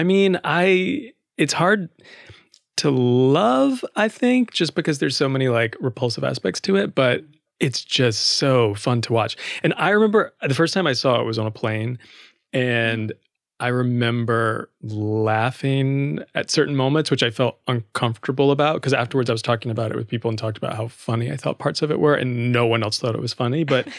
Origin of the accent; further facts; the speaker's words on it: South Carolina, United States; Yeah, super rural South Carolina. Like an hour from Aiken or hour from Augusta, Georgia.